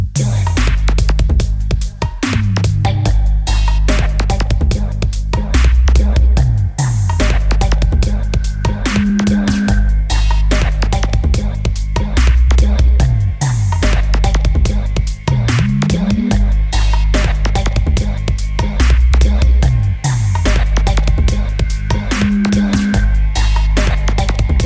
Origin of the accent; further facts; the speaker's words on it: London, United Kingdom; I'm from the glorious South East London, bruv. The real South East London